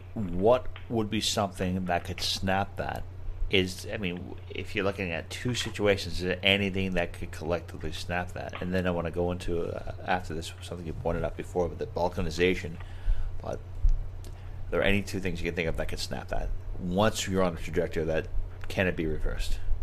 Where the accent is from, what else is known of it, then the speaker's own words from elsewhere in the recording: Long Island, New York, United States; moved away; I'm from New York. I grew up on Long Island